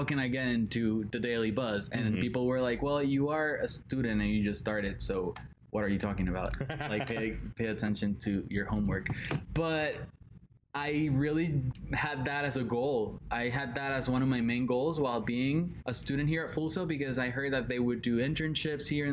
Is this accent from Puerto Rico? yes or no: yes; Puerto Rico; English is a second language; moved away; I'm 19 years old. I'm from Puerto Rico.